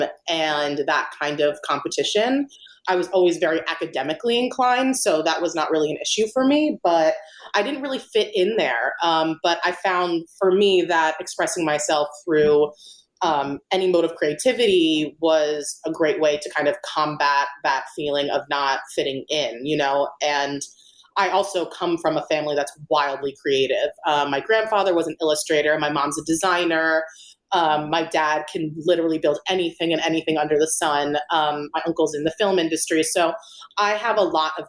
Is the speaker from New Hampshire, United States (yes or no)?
no; Wilmington, Delaware, United States; moved away as an adult; now in New York City, United States; So I was born and raised in Wilmington, Delaware. So I lived there for about 18 years before I went to Parsons here in New York City for art school.